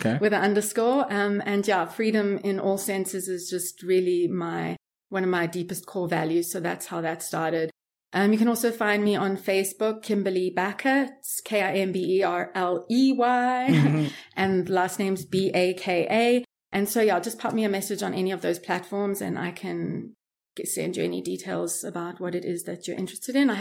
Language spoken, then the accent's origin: English; Johannesburg, Gauteng, South Africa; moved away as an adult; also born or lived in Miami, United States / New York City, United States; now in Thailand; I grew up in Johannesburg, which is like the most unsafe city in the world